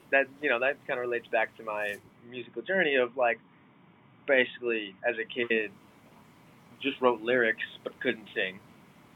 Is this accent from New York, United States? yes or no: yes; New York, United States; moved away; I'm originally from New York